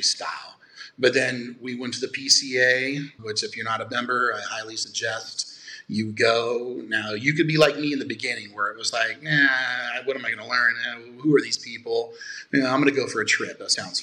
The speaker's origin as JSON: {"language": "English", "region": "Nevada", "country": "United States", "tie": "born or raised there", "said": "born and raised in Nevada."}